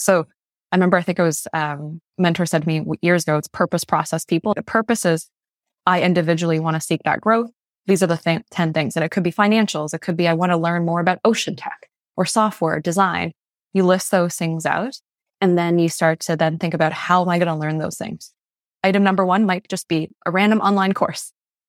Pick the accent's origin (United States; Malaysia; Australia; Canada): Malaysia; born there; I'm a first generation immigrant. I was born in Malaysia, youngest of five kids.